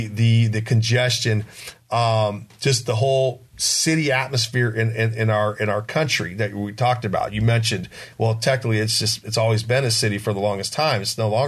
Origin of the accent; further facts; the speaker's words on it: San Diego, California, United States; now in Poway, United States; I was raised in City Heights, so El Cajon Boulevard was my stomping ground since my high school was right on the boulevard.